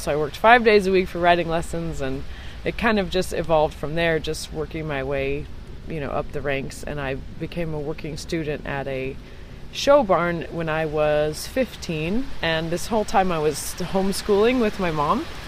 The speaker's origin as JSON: {"language": "English", "town": "Santa Fe", "region": "New Mexico", "country": "United States", "tie": "born or raised there", "said": "I was born and raised in New Mexico in Santa Fe."}